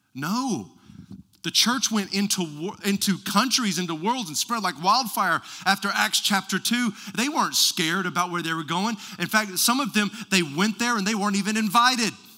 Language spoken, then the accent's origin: English; West Texas, United States; I was raised in West Texas.